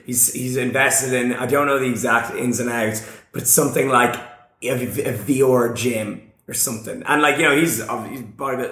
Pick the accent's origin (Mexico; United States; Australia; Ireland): Ireland; I'm from Ireland